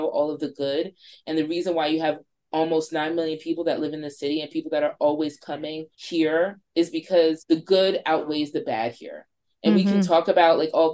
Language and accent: English; New York City, New York, United States; I grew up in Crown Heights and went to school on the Upper West Side.